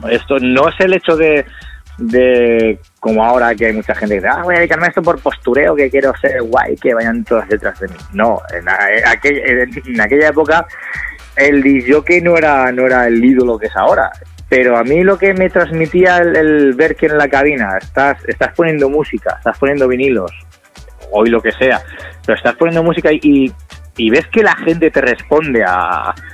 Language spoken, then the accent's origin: Spanish; Castellón, Valencian Community, Spain; nosotros somos de Castellón, nos íbamos, oye, vámonos dos, eh, quedamos tú y yo, oye, vámonos a Valencia